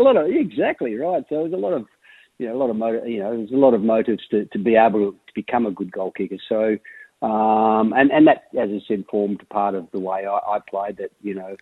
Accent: Kalgoorlie, Western Australia, Australia; born or raised there; also born or lived in Perth

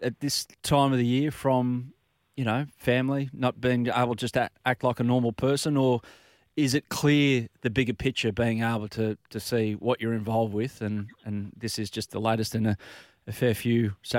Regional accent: Sydney, New South Wales, Australia; I'm from the Northern Beaches like yourself, mate

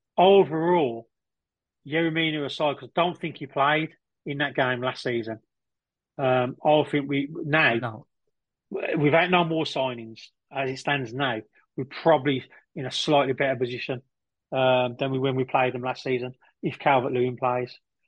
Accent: Liverpool, North West England, United Kingdom; I'm from the Anfield.

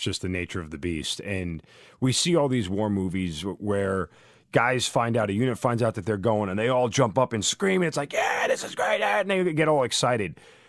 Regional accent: Long Island, New York, United States; I'm a native New Yorker. I grew up in Long Island, as many people on the podcast have heard me talk about.

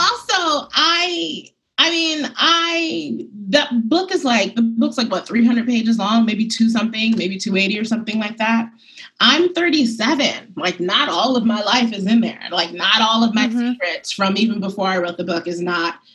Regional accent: New York City, New York, United States; I'm very much from Bed-Stuy. I'm very much from Harlem

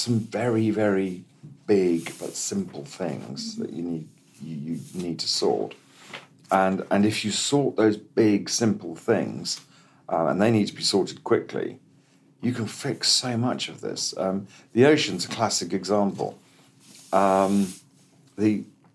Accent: Kenya; I grew up in Kenya as a kid. And in the 60s in Kenya

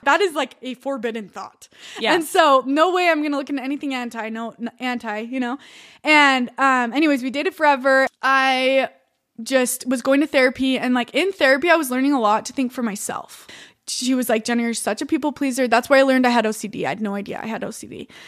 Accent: Utah, United States; I'm from Utah.

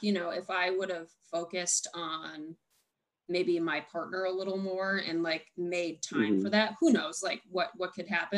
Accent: Buffalo, New York, United States; moved away; I am from Buffalo

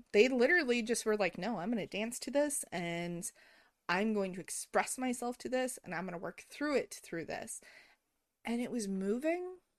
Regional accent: United States; growing up in America

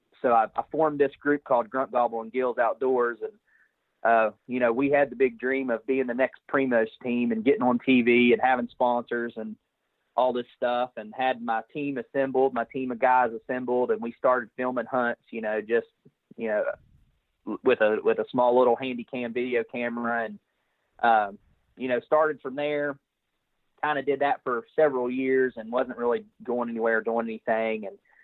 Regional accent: West Virginia, United States; So I'm from West Virginia, and I'm married to my beautiful wife

